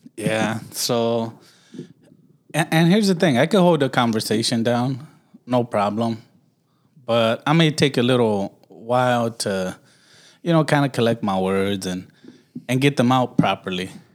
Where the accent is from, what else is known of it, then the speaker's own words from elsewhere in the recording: Los Angeles, California, United States; I was raised in Watts.